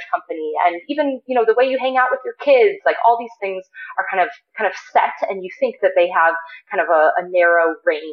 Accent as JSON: {"language": "English", "region": "Ohio", "country": "United States", "also_born_or_lived": "San Francisco Bay Area", "moved": "yes", "lives_now": "Boulder, United States", "said": "I'm originally from Ohio, but I started going to summer camp out here when I was 3 years old"}